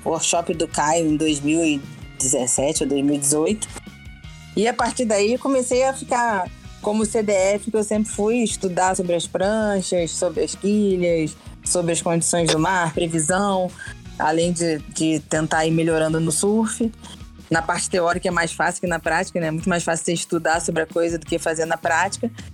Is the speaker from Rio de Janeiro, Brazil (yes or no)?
yes; Rio de Janeiro, Brazil; Eu sou do Rio, sou carioca, moro aqui no Rio mesmo.